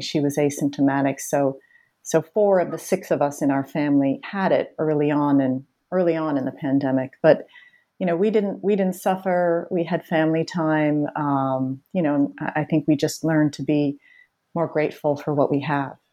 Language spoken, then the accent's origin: English; Boston, Massachusetts, United States; I grew up in the Boston area where I still live